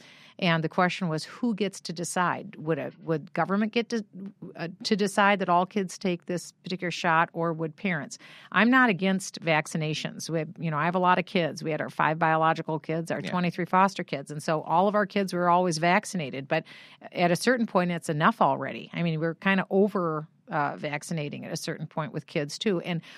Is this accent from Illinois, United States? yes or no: no; Iowa, United States; I was born in Iowa and I was from Iowa.